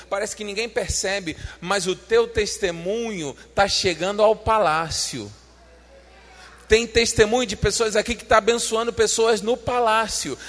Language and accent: Portuguese; Brazil; nós somos brasileiros